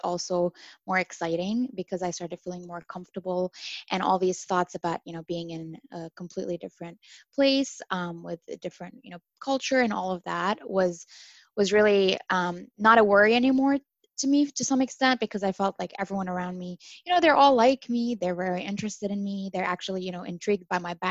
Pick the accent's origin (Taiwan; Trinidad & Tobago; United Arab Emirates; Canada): United Arab Emirates; Dubai; moved away as an adult; also born or lived in Syria / Rochester, United States; now in United States; I am originally from Syria, but I was born and raised in Dubai.